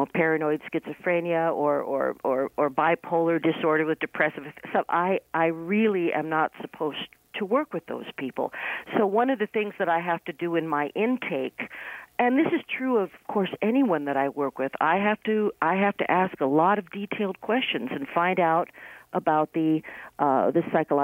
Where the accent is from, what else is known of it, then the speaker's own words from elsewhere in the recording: New York City, New York, United States; I'm from New York City